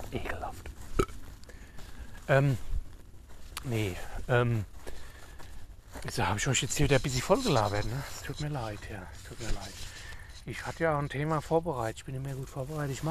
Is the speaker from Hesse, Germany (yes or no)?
yes; Hesse, Germany; dann bin ich in meine alte Heimat, ja, nach Nordhesse. Ins nordhessische, friesische Bergland nenne ich es immer.